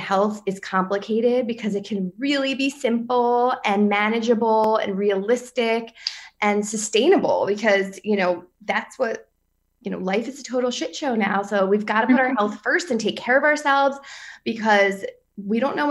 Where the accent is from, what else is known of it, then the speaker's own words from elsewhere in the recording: near the Philadelphia area, New Jersey, United States; now in Roslyn, New York, United States; I'm in Roslyn, New York, and Long Island, but I'm not from here, for the record. I'm from New Jersey also, but near the Philadelphia area.